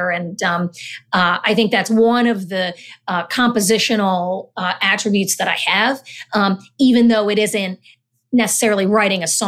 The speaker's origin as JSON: {"language": "English", "country": "Honduras", "tie": "born there", "said": "I was born in Honduras, um, actually adopted"}